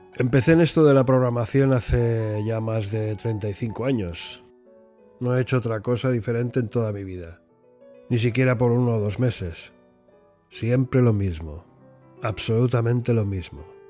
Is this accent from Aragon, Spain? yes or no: no; Barcelona, Catalonia, Spain; moved away as an adult; also born or lived in England; now in United Kingdom; Soy español de nacimiento y británico de adopción. Natural de Barcelona.